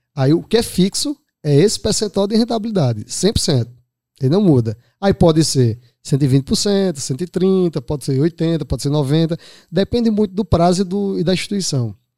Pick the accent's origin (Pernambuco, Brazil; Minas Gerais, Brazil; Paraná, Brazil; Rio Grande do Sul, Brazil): Pernambuco, Brazil; Araripina; moved away as an adult; now in Recife, Brazil; sou natural de Araripina, Moro em Recife há 20, 21 anos